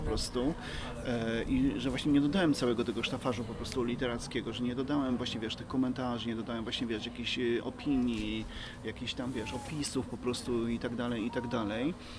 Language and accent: Polish; Podkarpacie, Subcarpathian Voivodeship, Poland; now in Kraków, Poland; ja pochodzę z, moje, z małej miejscowości, tam w dzieciństwie pracowałem mocno, wiesz, w polu